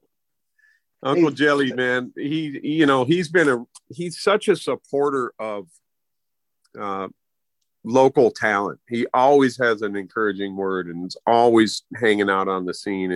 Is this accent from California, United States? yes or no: no; Minneapolis, Minnesota, United States; I was from Minneapolis